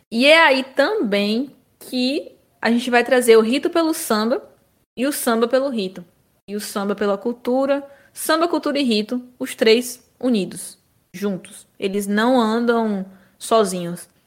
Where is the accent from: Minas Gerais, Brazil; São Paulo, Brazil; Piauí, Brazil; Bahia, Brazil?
Bahia, Brazil; Somos da Bahia, em maior parte, mas nascemos de uma universidade na Bahia, né?